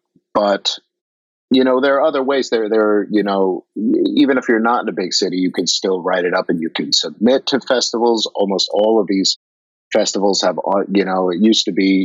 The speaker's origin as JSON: {"language": "English", "area": "Long Island", "region": "New York", "country": "United States", "tie": "born or raised there", "said": "I grew up on Long Island"}